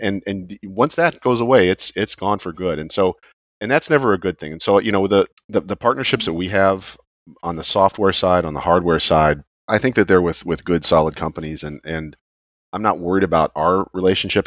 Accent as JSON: {"language": "English", "area": "outside Chicago", "region": "Illinois", "country": "United States", "tie": "born or raised there", "moved": "yes", "lives_now": "Florida, United States", "said": "I grew up outside Chicago which which has snow obviously now I'm in Florida"}